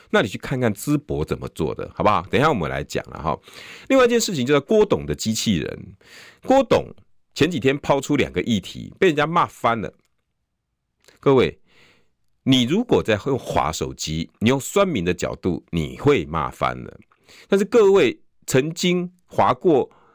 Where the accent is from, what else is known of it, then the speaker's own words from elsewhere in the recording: Taiwan; 我们台湾人